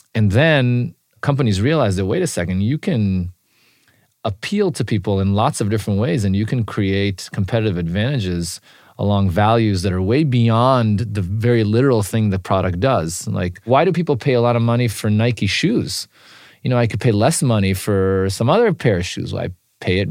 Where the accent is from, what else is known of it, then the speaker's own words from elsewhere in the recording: Israel; moved away; When I was growing up in Israel